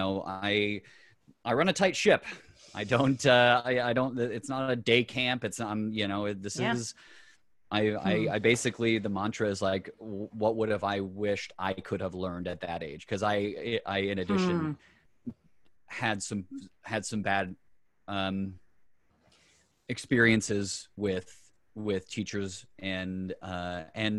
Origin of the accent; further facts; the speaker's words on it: Colorado, United States; now in New York, United States; Born and raised. Colorado boy and proud